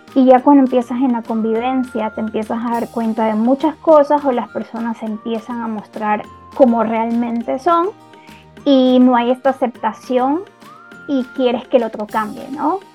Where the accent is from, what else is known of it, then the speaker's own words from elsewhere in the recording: Ecuador; Yo vivo en Ecuador y soy de Ecuador.